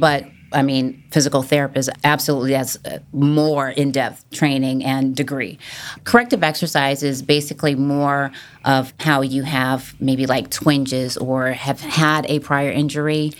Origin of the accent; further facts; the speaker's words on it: Massachusetts, United States; moved away as an adult; also born or lived in California / Norfolk, Virginia / Virginia Beach, Virginia; now in Duck, United States; I grew up originally in Massachusetts